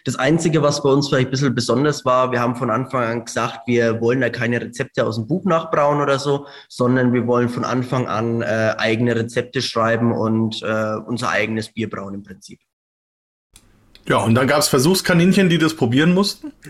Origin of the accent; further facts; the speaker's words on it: Hungary; Äh, wir sind ursprünglich eigentlich aus Ungarn, äh, da aus der Ukraine in der Nähe.